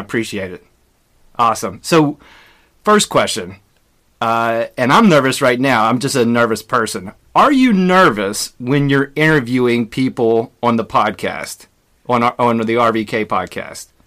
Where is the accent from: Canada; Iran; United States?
United States; West Virginia; we're both from West Virginia